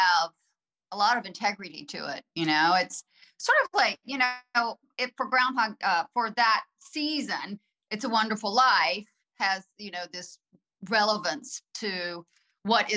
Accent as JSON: {"language": "English", "town": "Gaffney", "region": "South Carolina", "country": "United States", "tie": "born or raised there", "moved": "yes", "said": "I'm from Gaffney"}